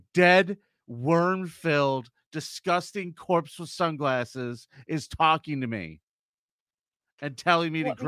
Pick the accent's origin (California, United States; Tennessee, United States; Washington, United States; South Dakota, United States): California, United States; born there; I was born in California. It's where I get my good looks and carefree attitude